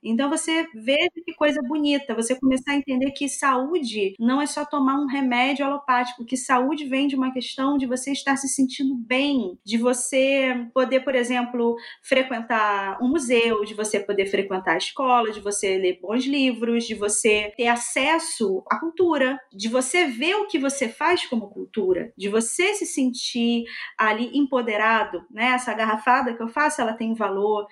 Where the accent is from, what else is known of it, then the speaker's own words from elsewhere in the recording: Belford Roxo, Rio de Janeiro, Brazil; Sim, eu sou do estado do Rio, mas eu sou da região periférica. Eu sou de Belfor Roxo